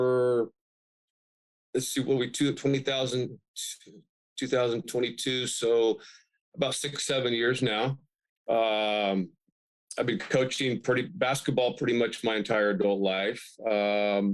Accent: Bakersfield, California, United States; moved away as an adult; now in Humboldt County, United States; my hometown in Bakersfield, I spent about 8 years coaching high school basketball before I moved up here

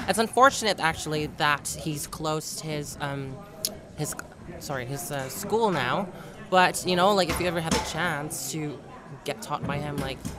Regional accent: Yellowknife, Northwest Territories, Canada; also born or lived in Calgary, Alberta / Toronto; now in United Kingdom; I grew up in Yellowknife Northwest Territories. So it's like really up north, you know, we get a lot of snow. And then I've moved around to, I got trained in Calgary, Alberta. and then moved to Toronto.

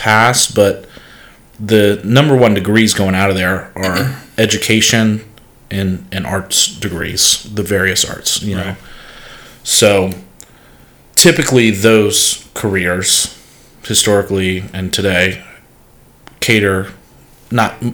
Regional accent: Charleston, South Carolina, United States; I was born in Charleston, South Carolina

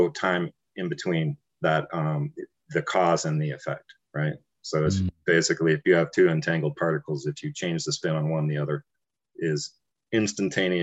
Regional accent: Taos, New Mexico, United States; growing up in Taos, I was a child of hippies

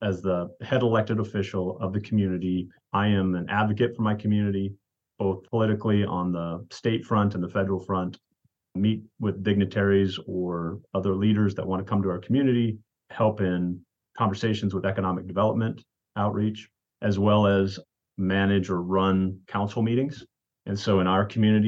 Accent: South Dakota, United States; now in Hermiston, United States; I grew up in South Dakota. That's where I was born.

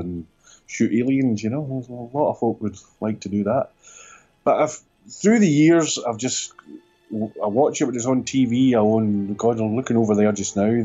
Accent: Northern Ireland, United Kingdom; I was brought up in Northern Ireland

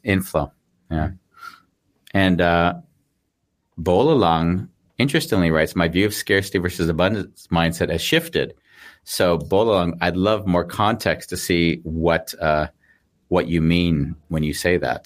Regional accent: United States; moved away; also born or lived in Sydney, Australia / Austria; I'm an American

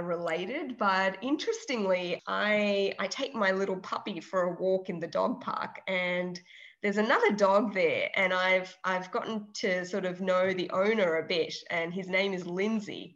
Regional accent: Melbourne, Victoria, Australia; also born or lived in Trivandrum, Kerala, India; I schooled there until I was in grade three or four. And then my family migrated to Australia and to Melbourne. And I've been in Melbourne ever since.

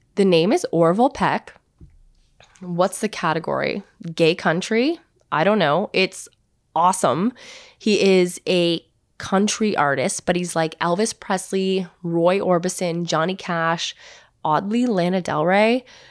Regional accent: Hamilton, Ontario, Canada; I grew up in Hamilton, Ontario

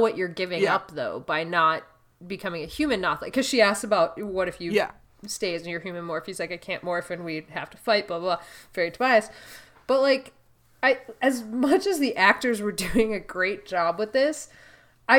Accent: Canada; As a Canadian

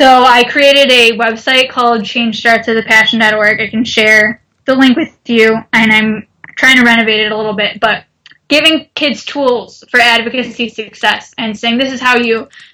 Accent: United States; I'm an American consumer

